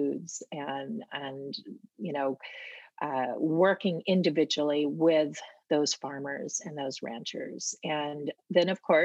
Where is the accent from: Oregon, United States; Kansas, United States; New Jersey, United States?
Oregon, United States; Portland; also born or lived in Mount Hood; I grew up in Portland